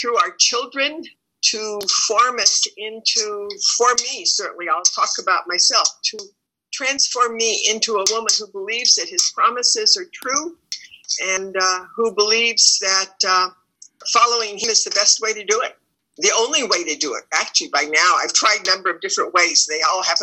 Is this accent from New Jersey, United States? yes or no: no; California, United States; moved away; I'm from California.